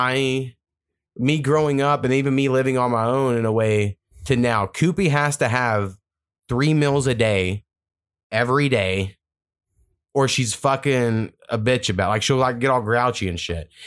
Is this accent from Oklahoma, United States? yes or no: yes; near Marlow, Oklahoma, United States; That's like kind of like 30 minutes from my hometown.